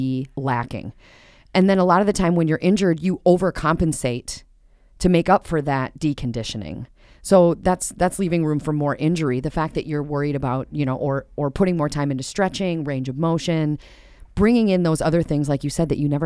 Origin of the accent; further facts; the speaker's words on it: Minnesota, United States; we're Minnesotan